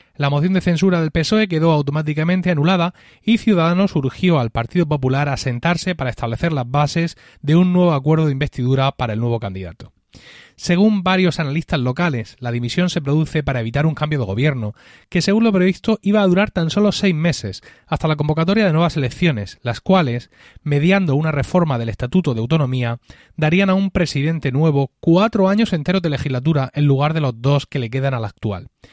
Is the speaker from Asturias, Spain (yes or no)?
no; Region of Murcia, Spain; como murciano